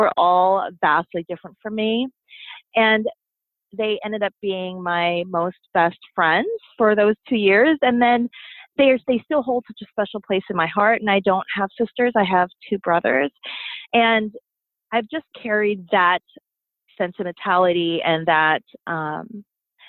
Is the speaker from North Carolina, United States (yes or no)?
no; California, United States; also born or lived in Philippines; I have extended family sisters of whom I grew up with in California